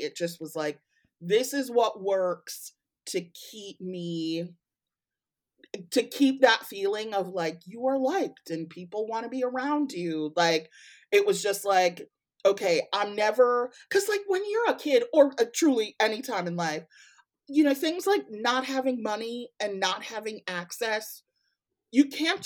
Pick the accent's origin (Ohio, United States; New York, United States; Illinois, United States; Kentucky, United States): Illinois, United States; Evanston; now in Kalamazoo, United States; I was born and raised in Evanston, born at Evanston Hospital